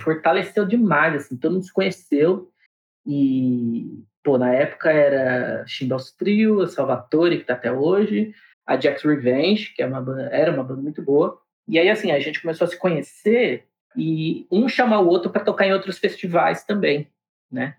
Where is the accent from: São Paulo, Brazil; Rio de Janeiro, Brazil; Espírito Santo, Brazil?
São Paulo, Brazil; Diadema